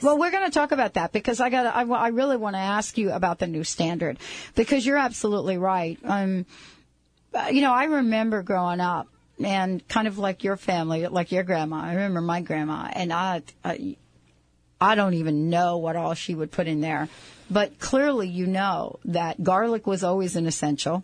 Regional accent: East Coast, United States; now in West Coast, United States; I grew up on the East Coast, when I moved out here to the West Coast

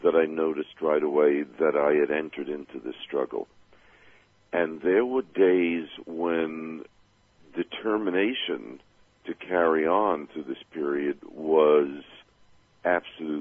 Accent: New York City, New York, United States; I grew up back in Brooklyn, New York, when we still had the Dodgers

